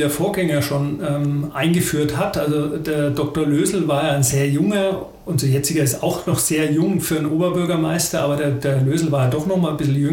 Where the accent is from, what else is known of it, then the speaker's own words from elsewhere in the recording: Aresing, Bavaria, Germany; ich komme ja aus Aresing ähm, bei Schopenhausen, da haben wir die Bauer AG.